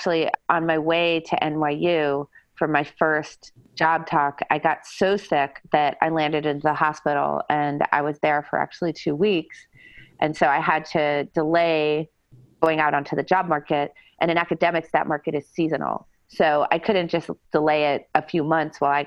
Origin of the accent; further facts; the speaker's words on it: New Hampshire, United States; moved away as an adult; I was born in a small town in New Hampshire